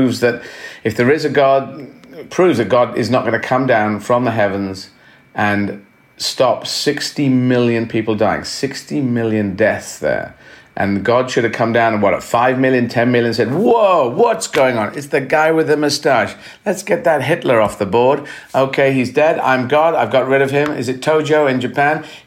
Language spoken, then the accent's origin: English; Aden, Yemen; And I was born in Yemen. I was lucky enough to be born in the city of Aden